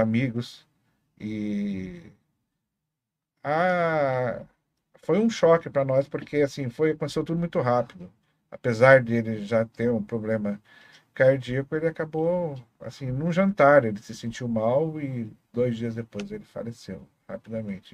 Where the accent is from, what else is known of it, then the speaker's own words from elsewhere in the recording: Foz do Iguaçu, Paraná, Brazil; eu lembro vagamente quando eu nasci, meu pai ainda trabalhava no Hotel das Cataratas. É, e depois veio morar na Vila Holanda. Ali nós moramos um tempo até que construiu a churrascaria